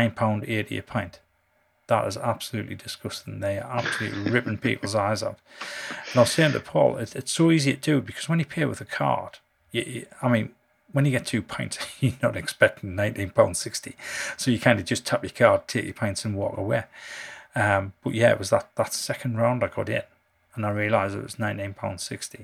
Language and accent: English; North East England, United Kingdom; I'm from the Northeast